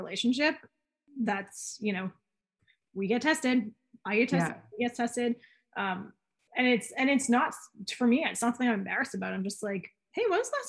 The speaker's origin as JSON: {"language": "English", "country": "Canada", "said": "we're Canadian and we grow up with a certain social responsibility inherently in us."}